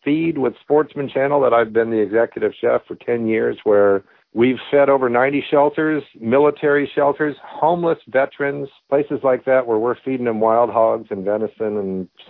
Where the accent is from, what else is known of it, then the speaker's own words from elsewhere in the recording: Virginia, United States; now in Sacramento, United States; I grew up in Virginia as a kid.